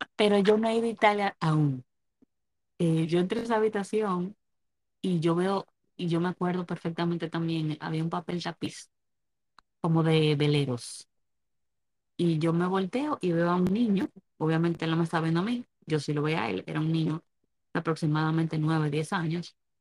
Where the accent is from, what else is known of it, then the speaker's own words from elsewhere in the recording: Dominican Republic; now in United States; yo soy dominicana